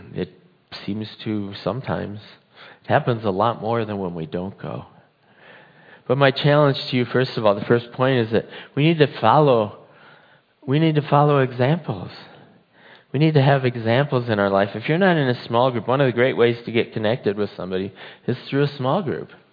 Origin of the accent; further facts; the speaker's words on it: United States; I believe in God, and I'm an American